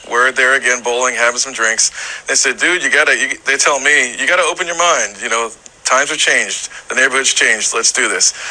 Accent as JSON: {"language": "English", "town": "Charleston", "region": "South Carolina", "country": "United States", "tie": "born or raised there", "also_born_or_lived": "Jacksonville, Florida", "moved": "as an adult", "said": "I'm from Charleston, but I was still serving in military service"}